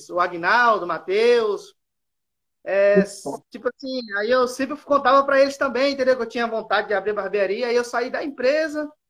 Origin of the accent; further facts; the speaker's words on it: Espírito Santo, Brazil; Sou aqui do Espírito Santo aqui. Ô, Espírito Santo? Isso, sou do Espírito Santo.